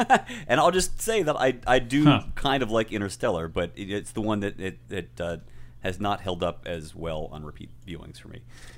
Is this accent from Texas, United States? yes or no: no; Pittsburgh, Pennsylvania, United States; it was actually made in Pittsburgh, my hometown.